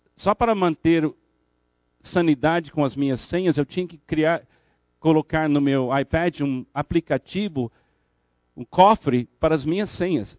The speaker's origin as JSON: {"language": "Portuguese", "country": "United States", "tie": "born or raised there", "moved": "yes", "said": "Na minha infância nos Estados Unidos"}